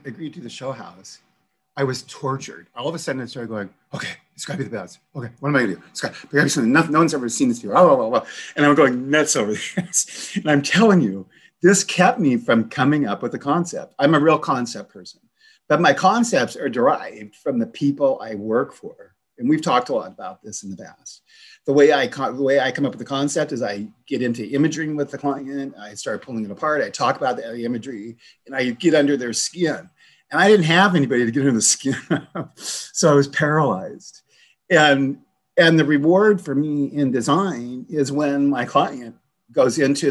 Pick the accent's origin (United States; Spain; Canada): United States; the Northwest, Pacific Northwest; I'm from the Northwest